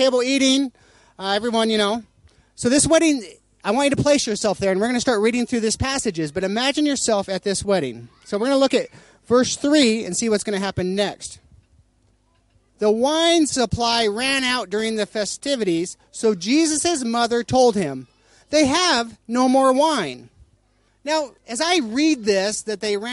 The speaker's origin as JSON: {"language": "English", "country": "United States", "said": "I'm American"}